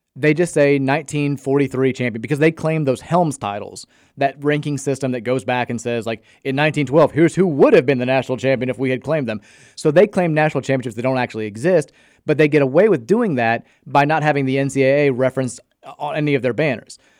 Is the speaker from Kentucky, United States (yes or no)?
yes; Brownsboro Farm, Kentucky, United States; I grew up in Brownsboro Farm